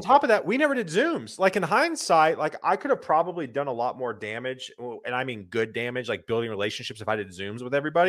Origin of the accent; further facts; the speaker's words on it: Lexington, South Carolina, United States; moved away as an adult; now in Nashville, United States; I grew up in South Carolina, Columbia, a small town outside of Columbia called Lexington